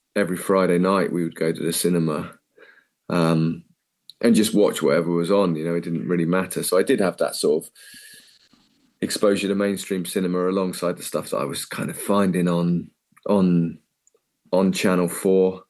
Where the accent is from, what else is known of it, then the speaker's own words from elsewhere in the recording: Cornwall, South West England, United Kingdom; moved away as an adult; also born or lived in Bournemouth / London; I'm just a Cornish kid